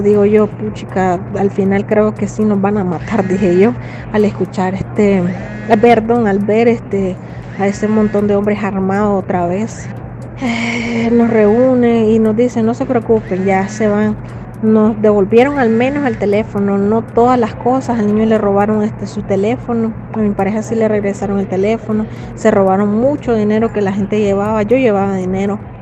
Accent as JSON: {"language": "Spanish", "country": "Nicaragua", "moved": "as an adult"}